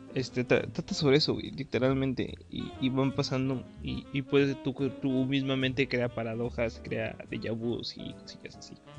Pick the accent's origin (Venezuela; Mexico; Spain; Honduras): Mexico; State of Mexico; moved away; yo originalmente soy del Estado de México